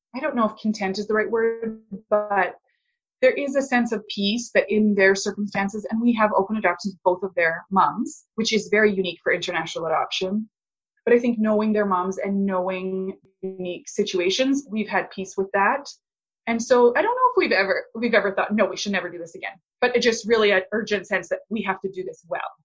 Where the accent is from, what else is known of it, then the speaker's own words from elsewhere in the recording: Canada; also born or lived in Alberta; I'm a Canadian. I live in Alberta